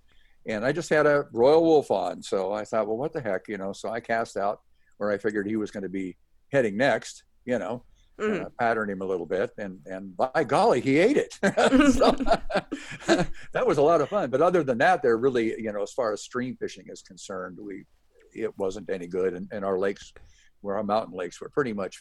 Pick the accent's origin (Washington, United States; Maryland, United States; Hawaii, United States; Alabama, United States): Washington, United States; Seattle; moved away; also born or lived in Snohomish, Washington; I grew up in Washington State and in North Seattle, basically, and then moved to a town called Snohomish, about 30 miles north of Seattle